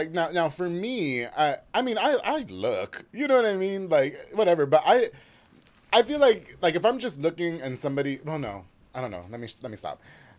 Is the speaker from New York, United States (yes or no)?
yes; New York, United States; now in Waco, United States; No, I'm from New York.